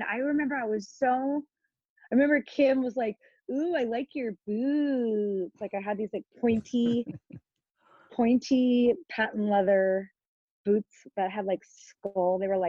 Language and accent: English; Los Angeles, California, United States; I grew up in the Valley, nice Jewish girl from the Valley.